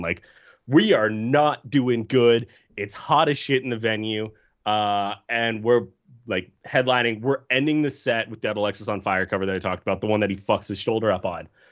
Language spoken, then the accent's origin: English; Canada; I'm from Canada